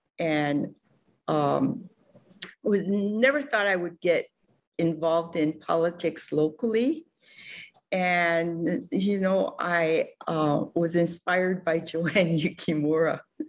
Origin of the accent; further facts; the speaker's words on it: Lanai, Hawaii, United States; moved away as an adult; also born or lived in Washington, D.C.; now in Kauai, United States; I was born and raised on Lanai, and I you know, went away for work and school. When I came back to Hawaii in 1977